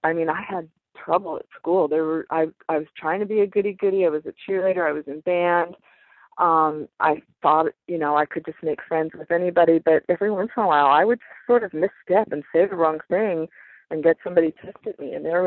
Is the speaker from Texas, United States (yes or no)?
no; Florida, United States; I grew up in Florida. I grew up moving around quite a bit when my dad was a corporate ladder climber and when my folks were still married.